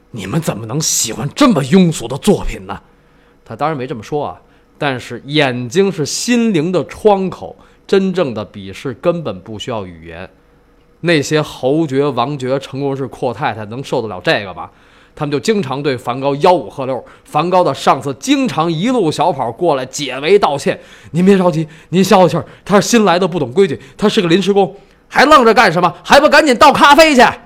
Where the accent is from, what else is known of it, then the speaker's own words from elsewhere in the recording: China; 我们中国人既不信上帝，也不信英雄史观